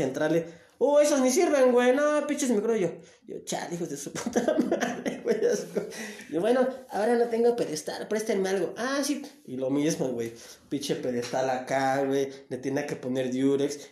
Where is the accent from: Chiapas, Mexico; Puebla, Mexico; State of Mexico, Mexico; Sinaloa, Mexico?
Chiapas, Mexico; Tapachula; de ahí de mi tierra, de Tapachula